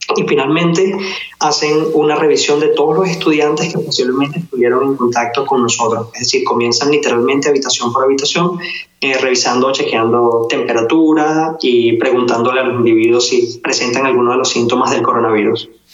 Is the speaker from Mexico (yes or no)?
no; Venezuela; now in Wuhan, China; En Wuhan somos seis venezolanos